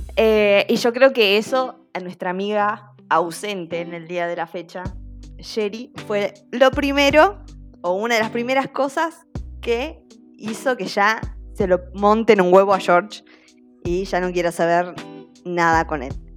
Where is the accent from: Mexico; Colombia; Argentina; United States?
Argentina; a nosotros como argentinos